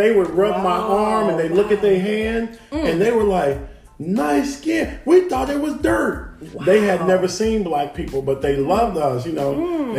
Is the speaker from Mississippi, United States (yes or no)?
yes; Mississippi, United States; we grew up in Mississippi